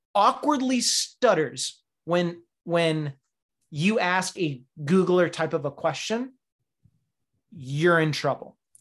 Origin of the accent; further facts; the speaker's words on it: Faircrest, Washington, United States; now in Upper Peninsula, United States; I'm from Faircrest, Washington.